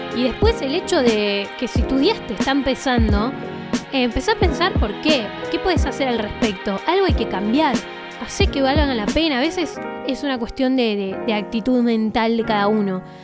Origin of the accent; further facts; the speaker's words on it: Bariloche, Río Negro, Argentina; soy de Bariloche